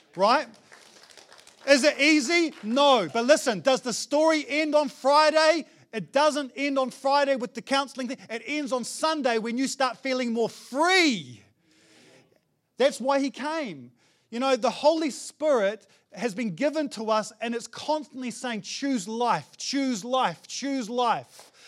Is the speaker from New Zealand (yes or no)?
yes; New Zealand; as a Kiwi guy